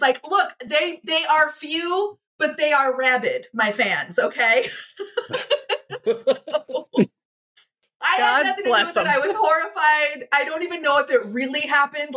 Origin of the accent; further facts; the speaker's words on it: Midwest, United States; I grew up in the Midwest among some of these rough and tumble people